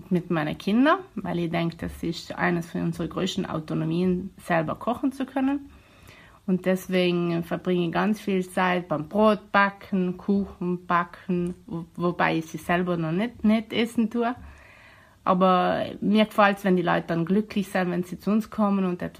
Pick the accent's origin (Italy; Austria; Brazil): Italy; Bolzano, Trentino-Alto Adige; Ich komme aus Bozen.